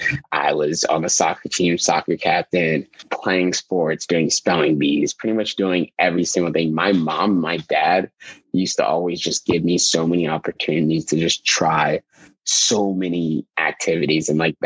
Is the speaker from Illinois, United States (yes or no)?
yes; Chicago, Illinois, United States; born there; I was born in Chicago at the age of zero in 1998. I was born. I was born at the University of Chicago Hospital. I was born in Hyde Park